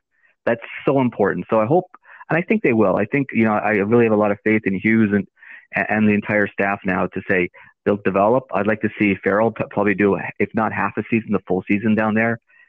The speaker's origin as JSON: {"language": "English", "town": "Saskatoon", "region": "Saskatchewan", "country": "Canada", "tie": "born or raised there", "moved": "yes", "lives_now": "Connecticut, United States", "said": "I'm 57. I grew up in Saskatoon"}